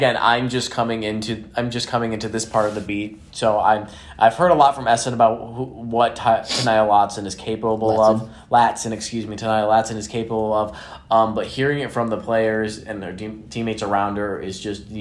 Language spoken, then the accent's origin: English; Chicago, Illinois, United States; moved away; I grew up around Chicago